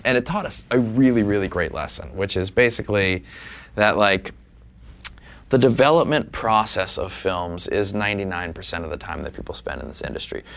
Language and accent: English; New Orleans, Louisiana, United States; Jay and I grew up in New Orleans